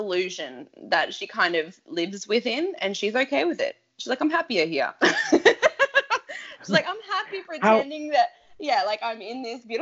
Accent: Australia; as an Aussie

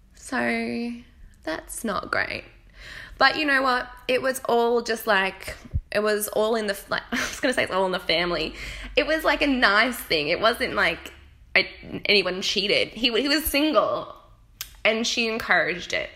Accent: Australia; accent: Australian; moved away as an adult; now in United Kingdom; I still sound nasal and squeaky because I'm Australian

